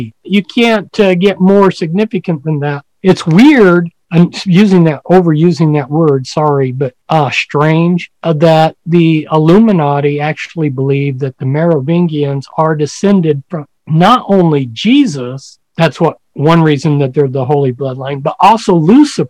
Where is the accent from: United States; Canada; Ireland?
United States; I'm an American.